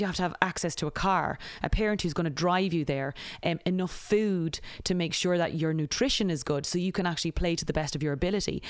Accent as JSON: {"language": "English", "country": "Ireland", "tie": "born or raised there", "also_born_or_lived": "United Kingdom", "moved": "as an adult", "lives_now": "United States", "said": "growing up in Ireland"}